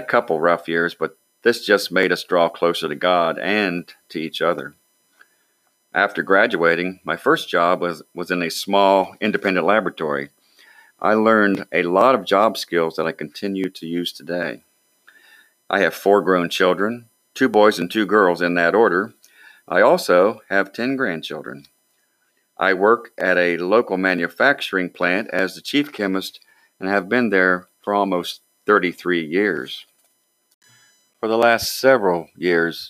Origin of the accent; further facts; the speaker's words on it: Waterford, Ohio, United States; also born or lived in Beverly, Ohio; I grew up in Waterford, Ohio, which is just across the river from Beverly.